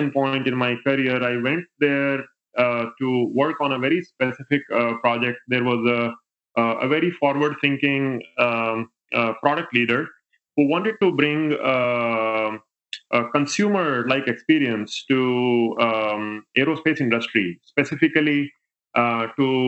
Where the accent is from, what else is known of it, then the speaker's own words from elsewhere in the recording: India; moved away as an adult; now in United States; I grew up in India. I did my education from there and even worked for the first 7 years of my career in India. And then I came to the States in 2006